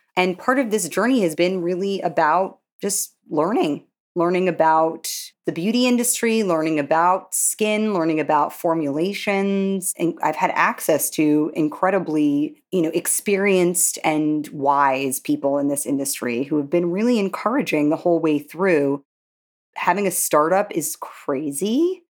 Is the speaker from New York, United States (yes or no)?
yes; New York, United States; growing up in Manhattan